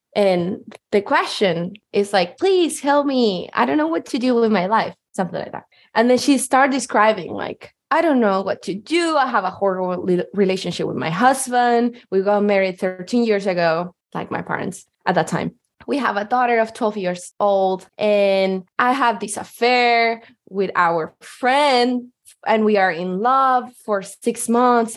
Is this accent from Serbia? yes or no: no; Chile; moved away as an adult; now in Seattle, United States; I'm from Chile and I moved to the US in 2020.